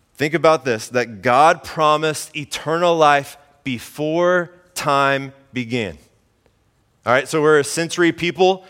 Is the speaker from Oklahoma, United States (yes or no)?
yes; Mustang, Oklahoma, United States; moved away; I grew up in Oklahoma, central Oklahoma, in the O K C area